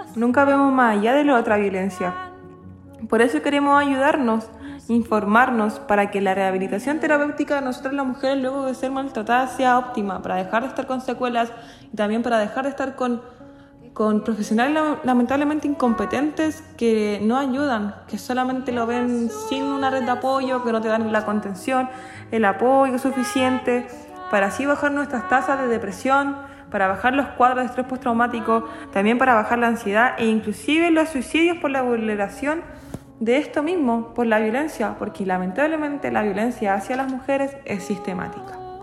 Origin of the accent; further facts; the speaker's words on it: Chile; nosotras como mujeres chilenas